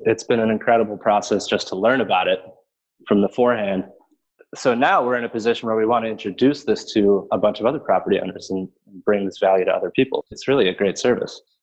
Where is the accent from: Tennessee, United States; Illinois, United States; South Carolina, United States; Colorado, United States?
Illinois, United States; Chicago; also born or lived in Burlington, Vermont; I am born and raised in Chicago